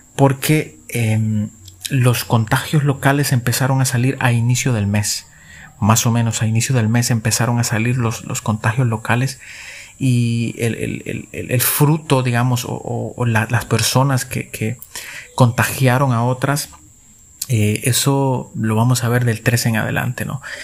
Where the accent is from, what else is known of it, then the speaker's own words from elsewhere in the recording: El Salvador; como salvadoreños